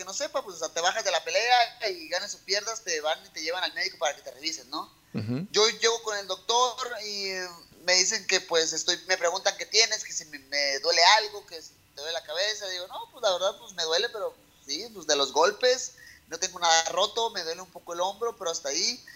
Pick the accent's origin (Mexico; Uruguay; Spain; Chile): Mexico; México, porque sé que puedo cambiar muchas cosas en mi país